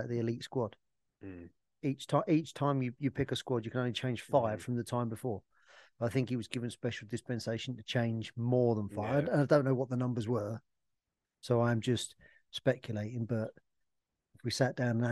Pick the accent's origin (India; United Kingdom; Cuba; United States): United Kingdom; Essex, East of England; I grew up in Essex